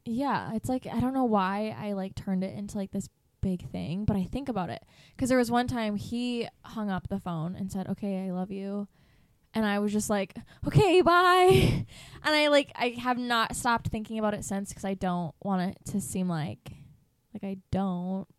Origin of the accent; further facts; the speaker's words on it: east side of Michigan, United States; moved away as an adult; I grew up on the east side of Michigan